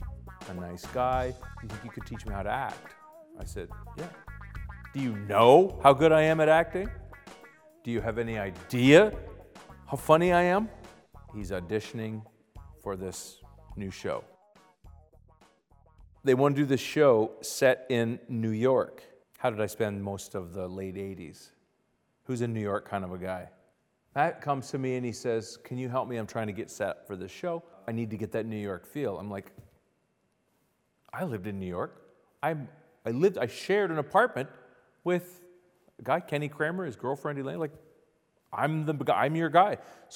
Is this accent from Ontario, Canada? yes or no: yes; Ottawa, Ontario, Canada; So I went to a school in Ottawa, Ontario, Canada. I'm Canadian.